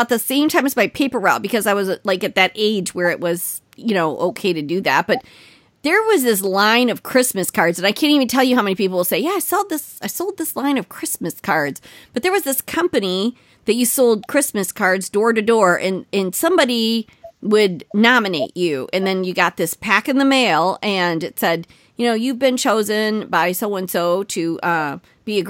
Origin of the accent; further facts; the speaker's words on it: Westland, Michigan, United States; also born or lived in Detroit, Michigan; I grew up in Westland, Michigan, which is about probably 35 minutes from Detroit